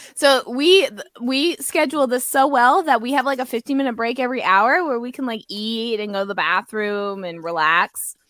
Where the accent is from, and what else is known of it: Canada